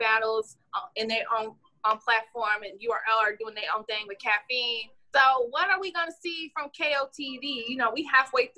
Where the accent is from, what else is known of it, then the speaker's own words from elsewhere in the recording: Michigan, United States; I'm from Michigan